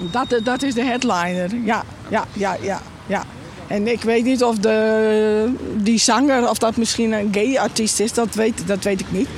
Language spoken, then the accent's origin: Dutch; Friesland, Netherlands; ik ben een echte Fries